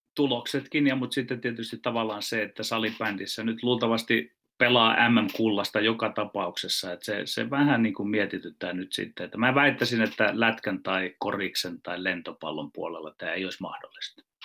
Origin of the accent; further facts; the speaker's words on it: Ostrobothnia, Finland; Meillä Pohjanmaalla käytetään vertausta ahneesta sijasta